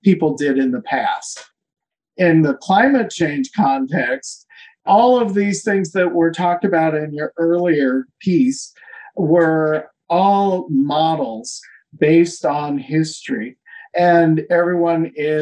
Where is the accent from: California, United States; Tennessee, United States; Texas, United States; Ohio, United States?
California, United States; Hollister; also born or lived in Davis, California / Los Angeles area, California; now in Berkeley, United States; I was born and raised in Hollister, California